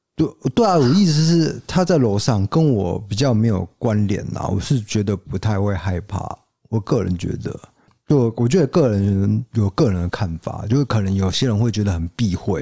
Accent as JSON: {"language": "Chinese", "country": "Taiwan", "said": "我们台湾人"}